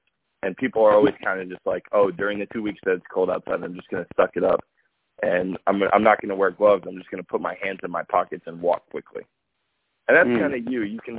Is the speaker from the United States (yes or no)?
yes; Dallas, Texas, United States; moved away; Dallas, Texas. Okay? That's my hometown.